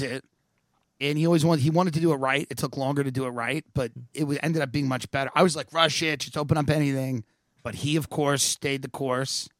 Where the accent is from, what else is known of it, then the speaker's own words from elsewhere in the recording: New York, United States; moved away as an adult; also born or lived in Los Angeles; now in Austin, United States; I'm a cunt from New York